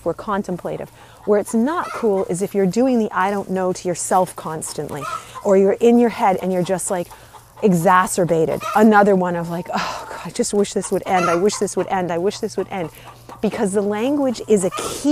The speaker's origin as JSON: {"language": "English", "region": "Northeast", "country": "United States", "tie": "born or raised there", "said": "I grew up in the Northeast"}